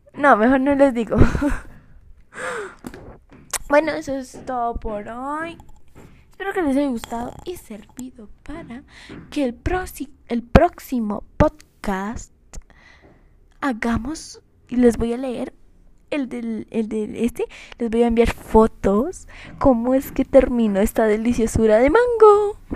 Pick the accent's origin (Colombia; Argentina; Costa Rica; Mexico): Colombia; yo soy de Colombia